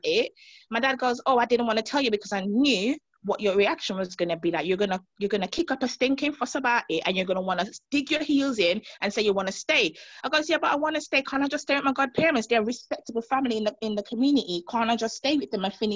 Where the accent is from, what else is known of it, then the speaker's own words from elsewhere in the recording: Montserrat; moved away; coming from growing up in the Caribbean, especially Montserrat